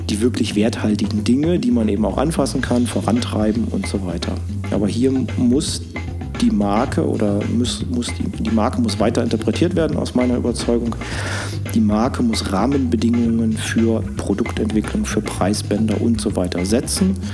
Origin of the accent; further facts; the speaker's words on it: Harz, Saxony-Anhalt, Germany; moved away as an adult; also born or lived in Mannheim / Sydney / Munich; Ich komme aus dem Harz, Sachsen-Anhalt. Äh, Tal ist ein kleiner Ort im Harz, ehemals äh, auch Ostdeutschland.